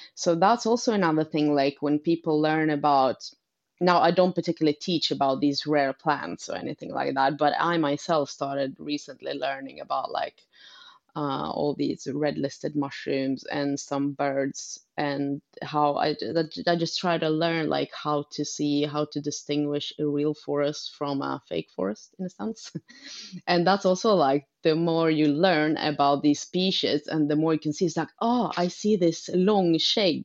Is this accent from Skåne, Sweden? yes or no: no; Umeå, Västerbotten County, Sweden; moved away; also born or lived in Uppsala; I'm from Umeå myself up north